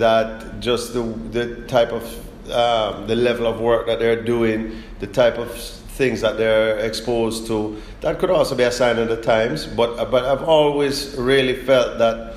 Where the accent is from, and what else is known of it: South Florida, United States; born or raised there; moved away as an adult; also born or lived in Kingston, Jamaica; now in Jamaica